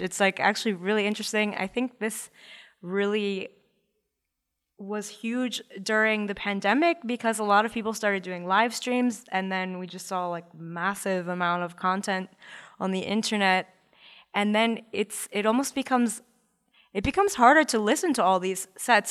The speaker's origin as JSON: {"language": "English", "town": "Baltimore", "region": "Maryland", "country": "United States", "said": "I'm, I'm from Baltimore"}